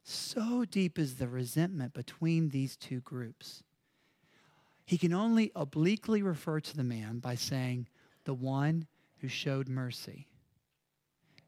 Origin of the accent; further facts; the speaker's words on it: Mississippi, United States; moved away; I'm from Mississippi.